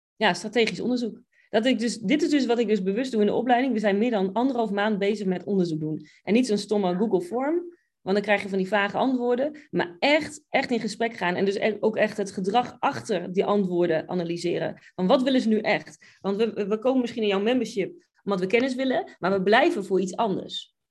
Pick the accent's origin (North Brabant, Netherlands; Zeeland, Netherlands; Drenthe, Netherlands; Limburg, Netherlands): Drenthe, Netherlands; Buinen; moved away as an adult; also born or lived in England / Oklahoma; now in United States; Ik kom uit Buinen, Drenthe